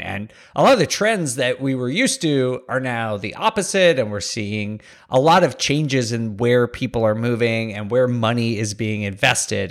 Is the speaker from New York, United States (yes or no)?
yes; New York, United States; I grew up around New York